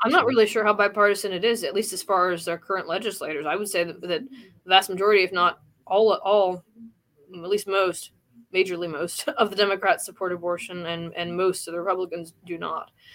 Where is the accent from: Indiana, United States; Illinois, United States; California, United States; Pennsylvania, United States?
Indiana, United States; here in actually Indiana, my my home state